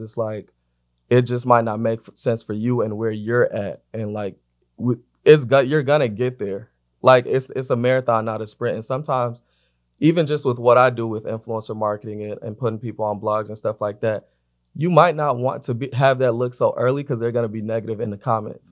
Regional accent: Atlanta, Georgia, United States; now in Los Angeles, United States; I'm based in L A. I'm from Atlanta

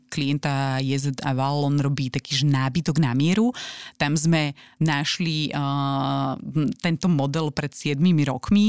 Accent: Slovakia; Že sme ako Slováci príliš skromní.

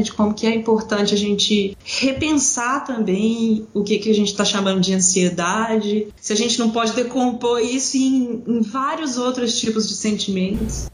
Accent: Belo Horizonte, Minas Gerais, Brazil; moved away as an adult; now in Pato Branco, Brazil; eu sou de Belo Horizonte, morava lá e trabalhava lá como professora universitária

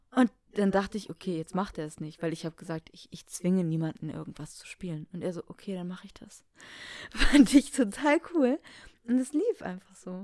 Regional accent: Baltic Sea coast, Germany; moved away as an adult; also born or lived in Hamburg; habe ich Alex mal meine Heimat gezeigt

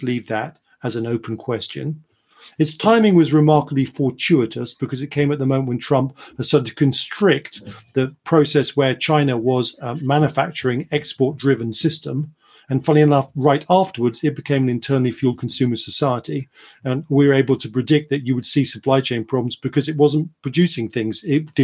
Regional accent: United Kingdom; being British

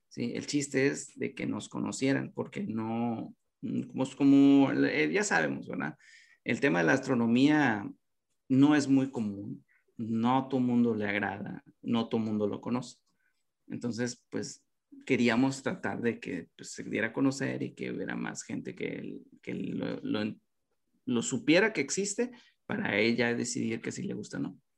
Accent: Nuevo Laredo, Tamaulipas, Mexico; oye, fíjate que somos de Nuevo Laredo, este, eh, tenemos esto

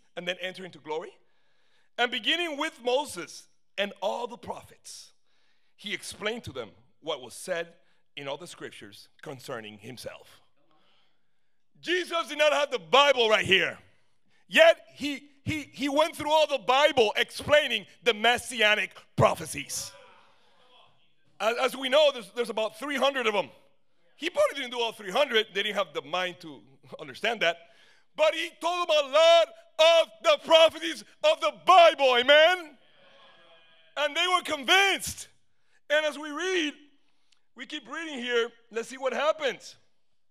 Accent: São Paulo, Brazil; now in Miami, United States; I'm from Sao Paulo, Brazil

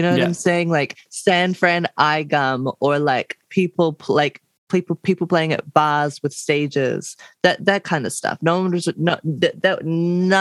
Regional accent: Blenheim, Marlborough, New Zealand; now in Wellington, New Zealand; I'm from Blenheim

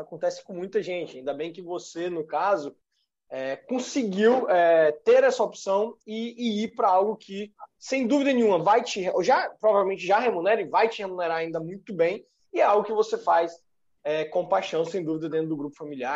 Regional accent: Bahia, Brazil; now in Espírito Santo, Brazil; Eu sou baiano

